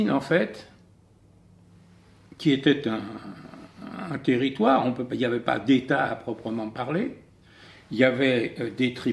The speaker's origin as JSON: {"language": "French", "country": "France", "said": "nous avons la nationalité française, nous sommes français, nous sommes français avant des juifs"}